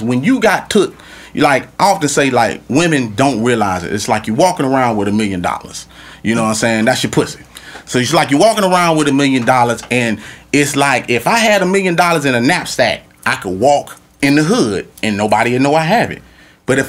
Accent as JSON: {"language": "English", "region": "Louisiana", "country": "United States", "also_born_or_lived": "Florida", "moved": "yes", "said": "I'm from Louisiana"}